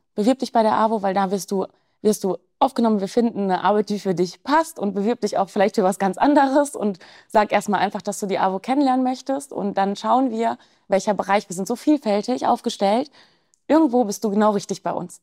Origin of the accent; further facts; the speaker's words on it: Germany; bei uns in Deutschland